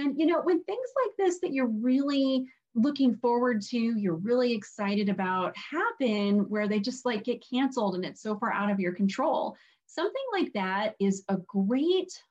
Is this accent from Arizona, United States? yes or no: yes; Arizona, United States; now in upstate New York, United States; I am originally from Arizona